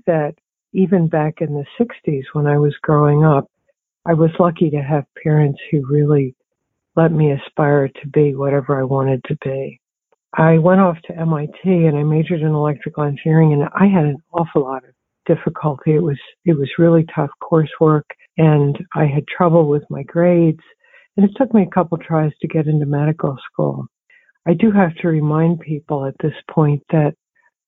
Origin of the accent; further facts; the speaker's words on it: Palmyra, New Jersey, United States; also born or lived in Towanda, Pennsylvania; I was born in Towanda, Pennsylvania, which is sort of in the middle of the coal mining area of Pennsylvania. And I grew up in Palmyra, New Jersey, just outside of Philadelphia.